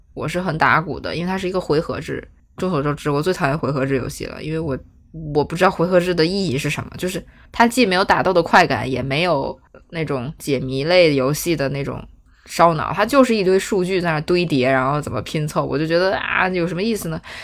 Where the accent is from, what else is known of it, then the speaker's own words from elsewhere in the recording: Beijing, China; 我们北京人过年都吃肯德基、麦当劳